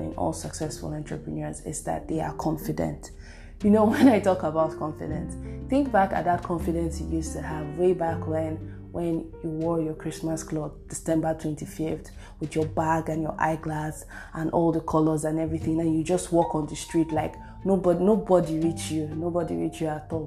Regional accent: Nigeria; I'm Nigerian.

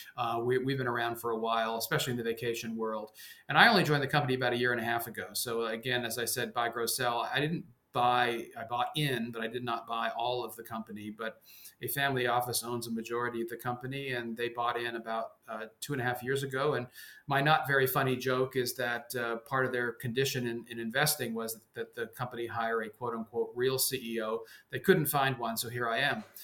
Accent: suburban New York, United States; accent: mainstream American; also born or lived in Denmark; I came at the age of three, grew up in suburban New York

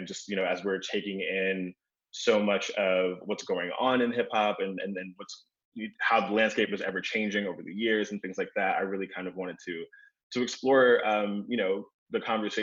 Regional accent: New York City, New York, United States; I grew up in Queens, New York, and I grew up on hip hop music

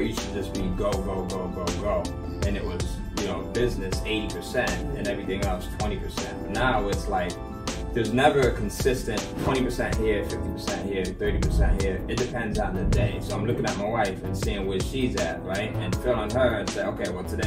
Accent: Bridgeport, Connecticut, United States; I come from Bridgeport, Connecticut, right? I grew up in Father Penn's Village

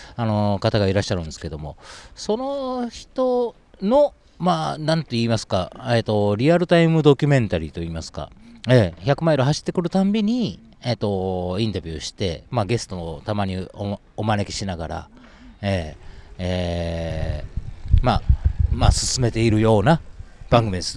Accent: Osaka, Japan; now in Tokyo, Japan; 私、まあ、大阪出身の49歳

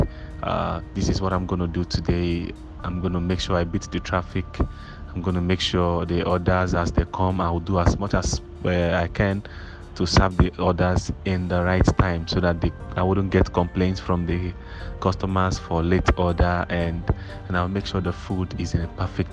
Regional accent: Ebonyi, Nigeria; moved away as an adult; now in Lagos, Nigeria; from Ebonyi State, a graduate of Ebonyi State University

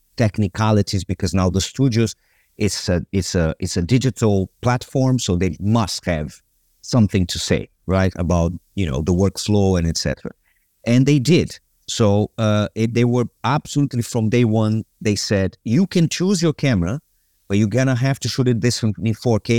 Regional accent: Brazil; moved away as an adult; also born or lived in London; I grew up in Brazil

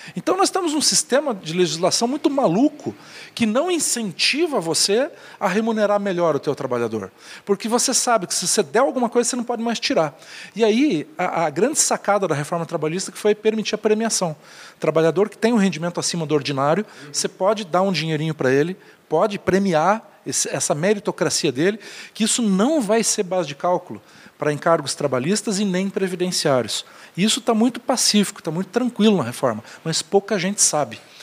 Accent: Curitiba, Paraná, Brazil; also born or lived in Itajaí; eu nasci em Itajaí, mas abri o olho em Curitiba.

